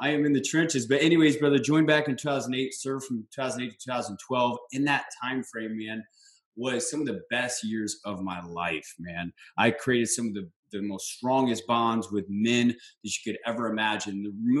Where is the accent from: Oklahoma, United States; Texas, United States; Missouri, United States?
Missouri, United States; St. Louis; moved away as an adult; now in San Diego, United States; Originally was born and raised in St. Louis, Missouri. Simple country boy, man. Just moved out to San Diego after the uniform.